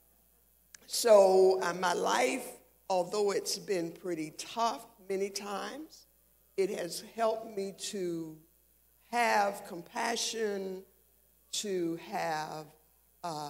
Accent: Savannah, Georgia, United States; I had most of my young life spent in West Savannah, Georgia, actually, and went through high school

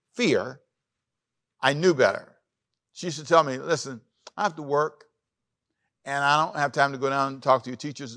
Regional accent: Los Angeles, California, United States; also born or lived in Savannah, Georgia; I grew up in Los Angeles

